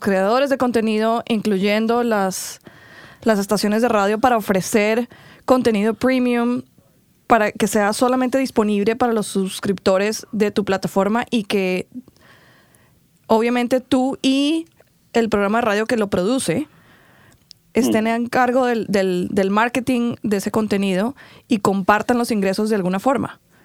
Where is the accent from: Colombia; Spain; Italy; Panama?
Colombia; now in United States; yo creciendo en Colombia